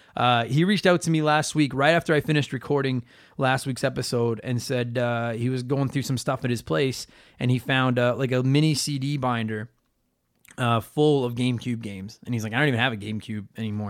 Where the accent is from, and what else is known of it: Canada